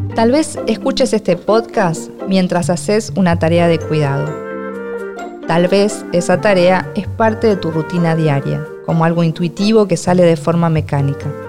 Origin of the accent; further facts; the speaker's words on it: Argentina; soy argentina y escritora.